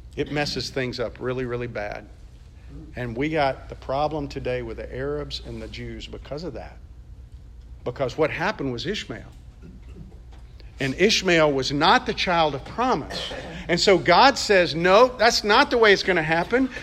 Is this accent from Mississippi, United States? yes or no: yes; Mississippi, United States; grew up in Mississippi